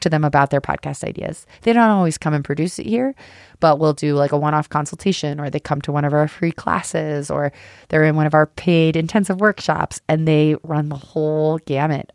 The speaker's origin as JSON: {"language": "English", "region": "Colorado", "country": "United States", "said": "I'm from Colorado"}